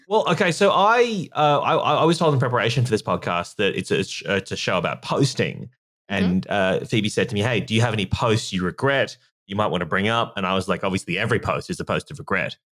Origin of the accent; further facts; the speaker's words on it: Australia; obviously you can tell from my accent, I'm from Australia